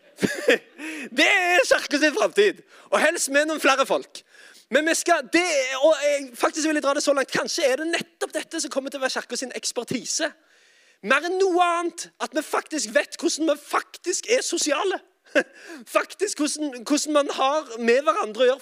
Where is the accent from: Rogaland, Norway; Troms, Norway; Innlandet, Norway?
Rogaland, Norway; Sandnes; now in Oslo, Norway; jeg er altså fra Sandnes. Eh, og bor i Oslo, dessverre